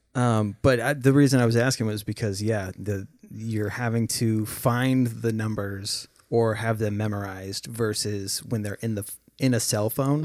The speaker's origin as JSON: {"language": "English", "region": "Minnesota", "country": "United States", "tie": "born or raised there", "also_born_or_lived": "Oregon", "said": "growing up, uh, we moved from Oregon to Minnesota"}